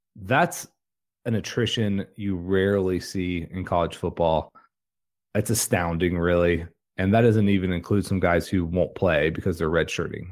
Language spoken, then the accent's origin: English; Jacksonville, Florida, United States; I grew up in Jacksonville, Florida